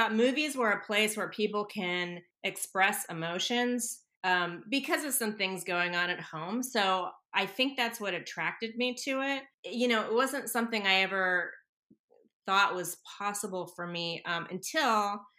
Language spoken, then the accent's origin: English; Santa Monica, California, United States; also born or lived in New York City; now in Los Angeles, United States; I grew up in Santa Monica